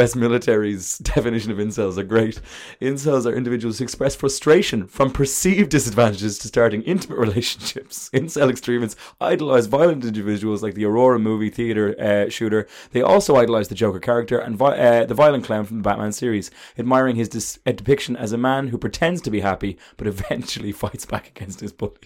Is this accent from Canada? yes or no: no; Ireland